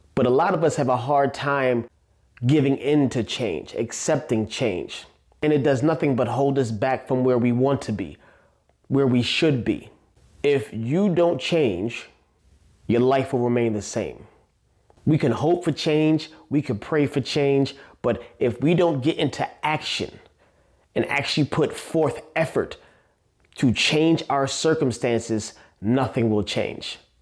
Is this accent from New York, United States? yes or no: yes; New York City, New York, United States; I was born and raised in Staten Island, New York, A K A the Forgotten Borough